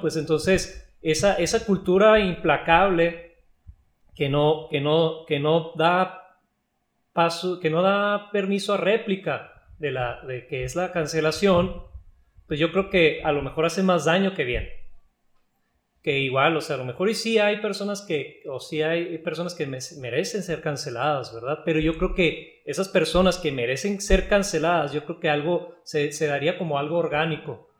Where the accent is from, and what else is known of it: Mexico